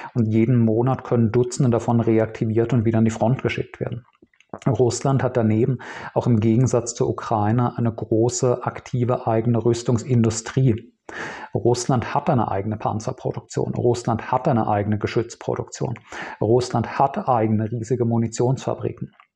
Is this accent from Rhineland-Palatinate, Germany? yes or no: yes; Speyer, Rhineland-Palatinate, Germany; Ich bin in Speyer aufgewachsen, einer 50.000 Einwohnerstadt in Rheinland-Pfalz